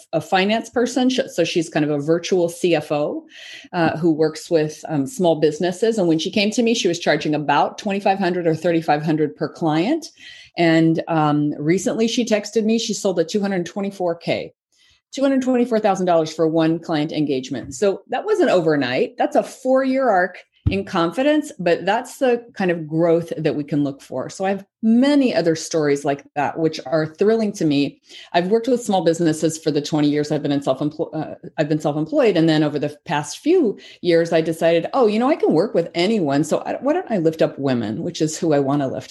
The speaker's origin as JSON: {"language": "English", "region": "the South", "country": "United States", "tie": "born or raised there", "said": "when I was growing up in the South"}